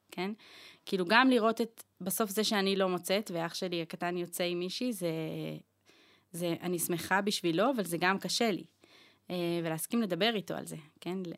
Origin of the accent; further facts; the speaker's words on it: Northern District, Israel; moved away as an adult; now in Jerusalem, Israel; אני בת 32, גרה היום בירושלים, גדלתי בצפון.